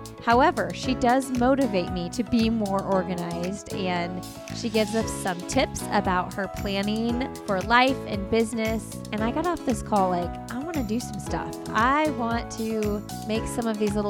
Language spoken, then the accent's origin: English; Indiana, United States; now in North Carolina, United States; I'm from Indiana